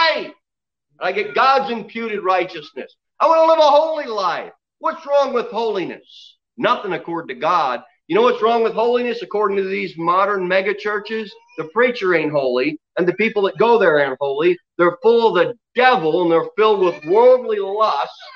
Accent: United States; as an American Christian

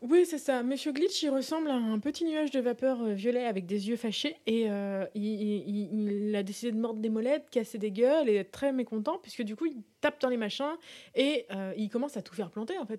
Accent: France; Nous, en tant que Français

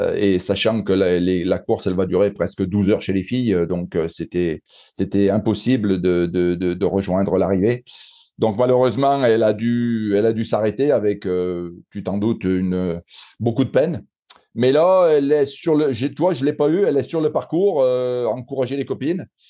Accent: Saint-Étienne, Auvergne-Rhône-Alpes, France; accent: Stéphanois; par mon accent, on, voit que je suis un pur Stéphanois

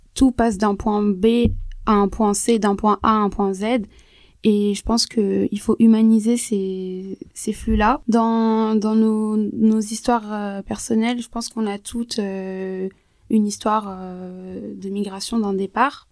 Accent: France; on est en France, on vit en France. en tant que française

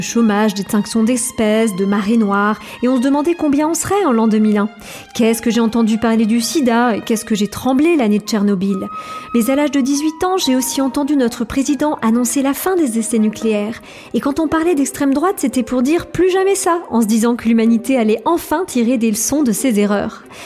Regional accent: Colmar, Grand Est, France; Je suis née en 1978 à Colmar

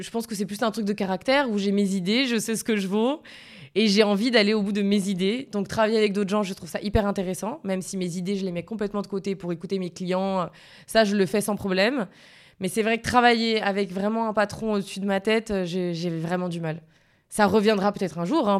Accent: Sainte-Lucie-de-Tallano, Corsica, France; Je suis de Sainte-Lucie de Talane.

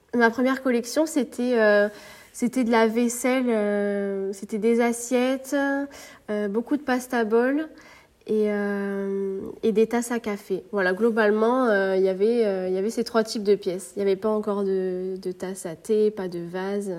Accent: Marseille, Provence-Alpes-Côte d'Azur, France; moved away as an adult; now in Perpignan, France; J'ai quitté ma région natale euh, il y a maintenant deux ans. J'habitais à Marseille

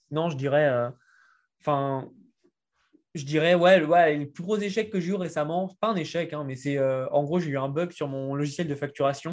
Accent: France; accent: French; je suis français et puis bah ça s'entend l'accent

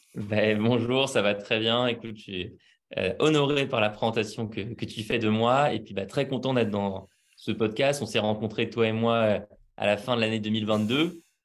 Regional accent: Paris, Île-de-France, France; je suis né à Paris. J'y ai vécu quasiment toute ma vie, à part deux ans où je suis parti vivre en nomade

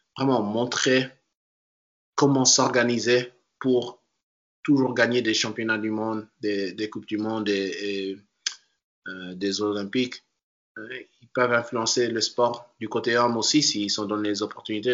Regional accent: Washington, District of Columbia, United States; moved away as an adult; also born or lived in Paris, France / North Carolina; now in Portland, United States; je suis né à Paris et puis j'ai immédiatement déménagé quand j'avais deux ans. Mais j'ai vécu dans la région euh, Washington DC, et dans les banlieues euh, là-bas

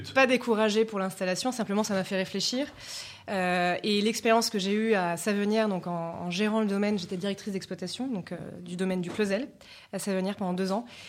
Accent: Layon, Anjou, Pays de la Loire, France; J'ai grandi dans le Léon, donc en Anjou. Je suis très attachée à ma région, c'est pour ça que je me suis installée à Angers.

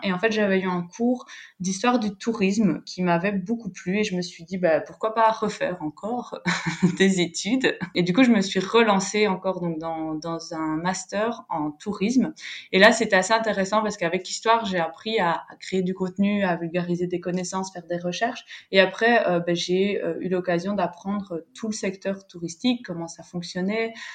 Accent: Belgium; moved away as an adult; now in Valencia, Spain; Je suis belge, originaire donc euh, de la partie francophone de Belgique et depuis deux ans, je suis expatriée en Espagne, à Valence.

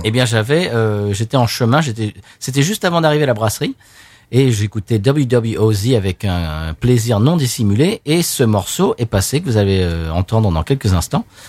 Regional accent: Seine-et-Marne, Île-de-France, France; Je suis né en Seine-et-Marne

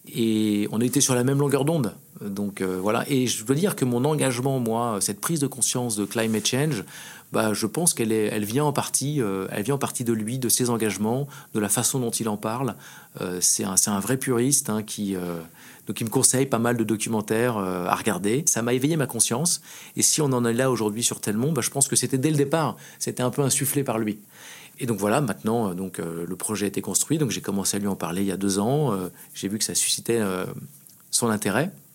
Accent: France; on est français

